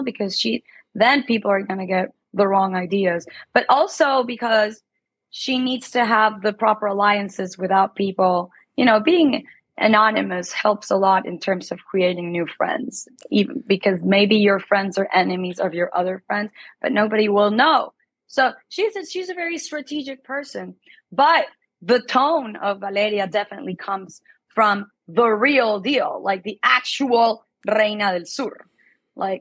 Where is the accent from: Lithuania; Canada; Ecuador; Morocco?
Ecuador; moved away; also born or lived in Mexico; I am Ecuadorian. I was born and raised in Ecuador.